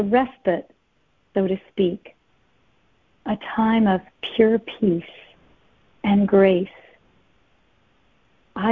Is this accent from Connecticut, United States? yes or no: yes; Connecticut, United States; As a little girl growing up in Connecticut, we moved here when I was 7